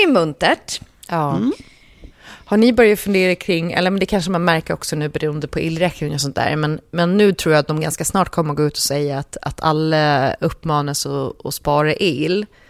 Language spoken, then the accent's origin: Swedish; Gotland, Sweden; jag som gotlänning